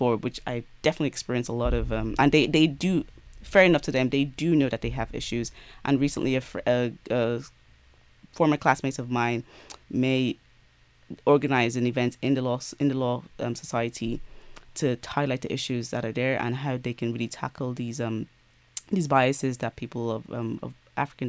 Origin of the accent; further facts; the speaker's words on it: Ireland; I grew up in Ireland